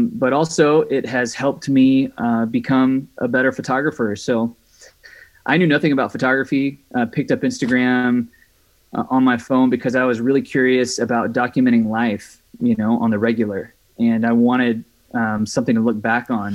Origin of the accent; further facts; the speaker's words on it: Mississippi, United States; also born or lived in Louisiana / Redding, California; now in Sacramento, United States; I am originally from Mississippi. Grew up in Mississippi, and then lived in Louisiana for about 5 years